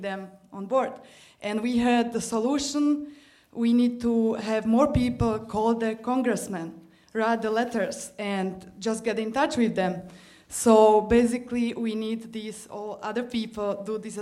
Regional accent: Slovakia; moved away; also born or lived in Germany; I'm from Slovakia

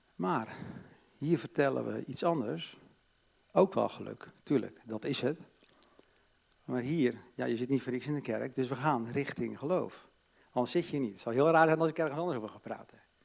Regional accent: Katwijk, South Holland, Netherlands; Ik ben opgegroeid in een christelijk gezin, hervormd, in Katwijk, aan zee

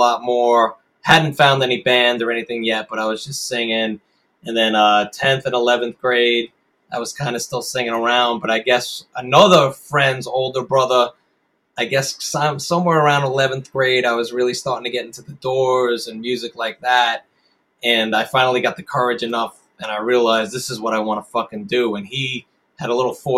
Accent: Long Island, Nassau County, New York, United States; I grew up out on Long Island and out in Nassau County.

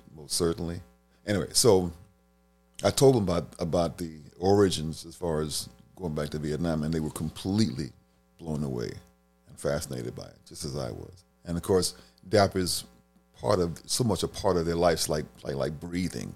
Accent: Washington, District of Columbia, United States; I grew up in Michigan Park off of the South Dakota Avenue, right behind the first McDonald's ever in D.C.

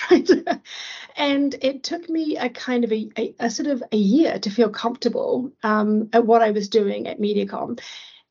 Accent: New Zealand; moved away as an adult; also born or lived in London / Asia; I'm from New Zealand

